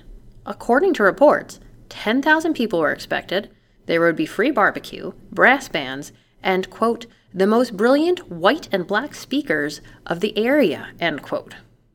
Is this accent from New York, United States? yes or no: yes; New York, United States; moved away; Born and raised in New York